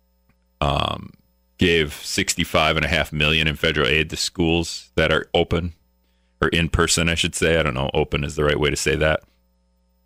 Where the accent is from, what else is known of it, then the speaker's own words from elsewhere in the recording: Greenville, United States; now in La Crosse, United States; I grew up in Greenville